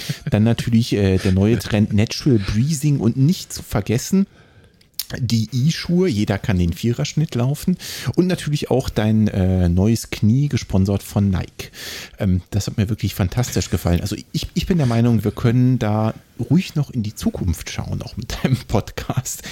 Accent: Hesse, Germany; ich als Hesse

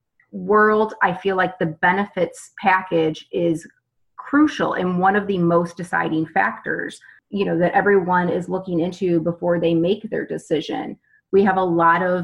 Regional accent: St. Louis, Missouri, United States; I am from St. Louis, Missouri

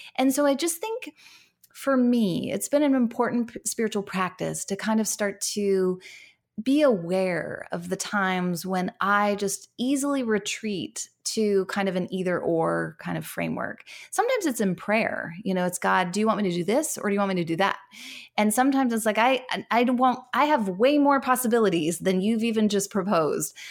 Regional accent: United States; moved away as an adult; now in Canada; I am American living in Can-, an American living in Canada, um, but I have lived here for eight years

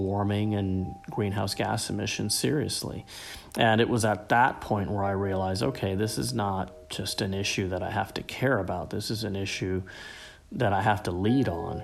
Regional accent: South Florida, United States; growing up in South Florida in the 80s and 90s, really most of us who grew up here

